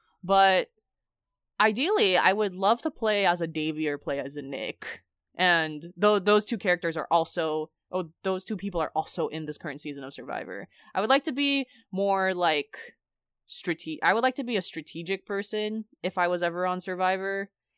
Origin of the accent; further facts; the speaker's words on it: Philippines; since we're Filipino, it's just like that's the sort of thing you do.